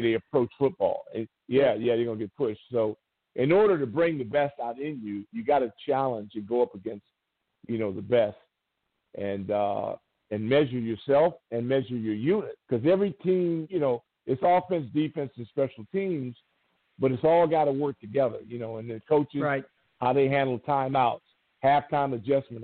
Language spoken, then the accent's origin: English; Southern California, United States; moved away; the team stayed in my hometown